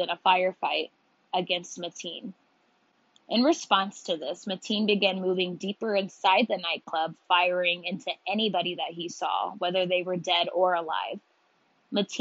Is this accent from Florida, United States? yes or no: yes; Jacksonville, Florida, United States; Orlando is about probably 2, 2.5 hours from my hometown, Jacksonville.